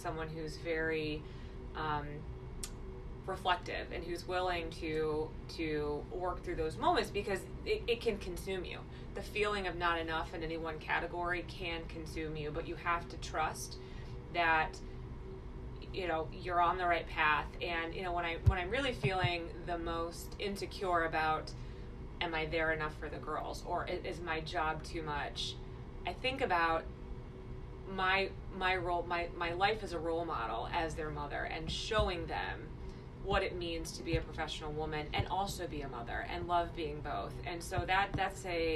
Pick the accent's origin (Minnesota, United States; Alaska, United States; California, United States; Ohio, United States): Ohio, United States; Chillicothe; also born or lived in Columbus, Ohio; I grew up in Chillicothe, which is an hour south of Columbus.